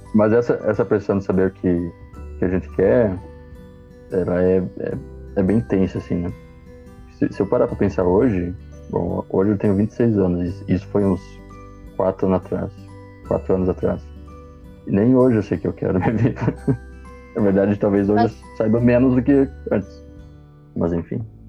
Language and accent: Portuguese; Passo Fundo, Rio Grande do Sul, Brazil; sou aqui de Passo Fundo, Rio Grande do Sul